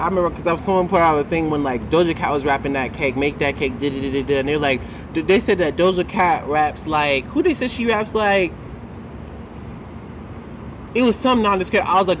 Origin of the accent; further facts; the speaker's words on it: Augusta, Georgia, United States; also born or lived in Atlanta; now in New York, United States; I'm from Augusta. Like, I know you have family in Atlanta, but, like, I was born in St. Joseph's in Augusta.